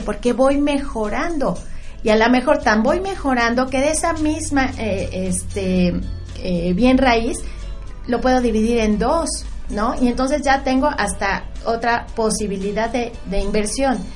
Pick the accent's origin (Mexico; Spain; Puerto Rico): Mexico; yo, yo soy de México